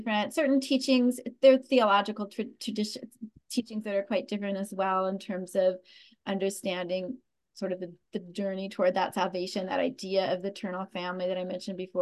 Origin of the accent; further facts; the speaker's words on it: Cache Valley, Northern Utah, United States; Cache Valley, the valley where I grew up in Northern Utah